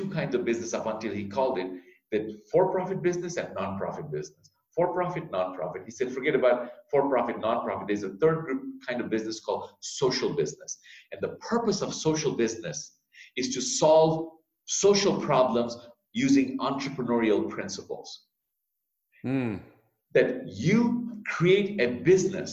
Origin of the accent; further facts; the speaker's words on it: Bangladesh; now in United States; Bangladesh, my home country.